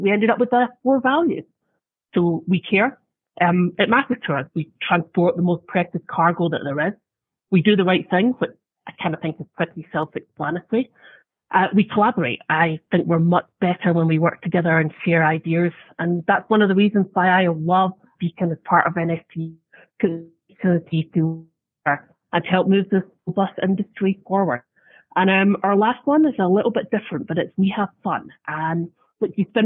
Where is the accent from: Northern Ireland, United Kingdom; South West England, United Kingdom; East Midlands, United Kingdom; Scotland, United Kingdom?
Scotland, United Kingdom; moved away as an adult; now in United States; I was in Scotland, and I moved there just over 10 years ago